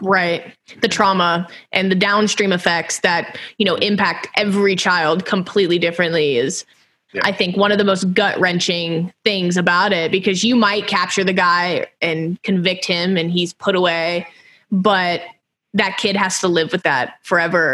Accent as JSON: {"language": "English", "town": "Houston", "region": "Texas", "country": "United States", "moved": "yes", "said": "I'm from Houston originally"}